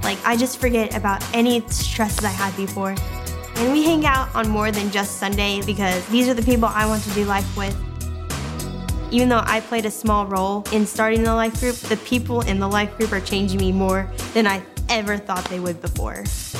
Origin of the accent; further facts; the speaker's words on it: Nashville, Tennessee, United States; I'm from the Nashville area